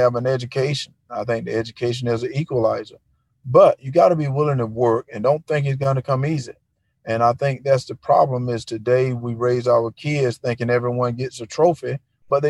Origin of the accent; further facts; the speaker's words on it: Wrightsville, Georgia, United States; growing up in Wrightsville, you know, it's a little town, not too much goes on there